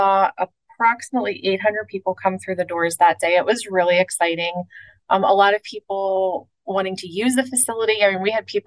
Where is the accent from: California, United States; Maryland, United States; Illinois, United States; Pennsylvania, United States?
Pennsylvania, United States; Pittsburgh; moved away as an adult; now in Florida, United States; my hometown outside of Pittsburgh, Pennsylvania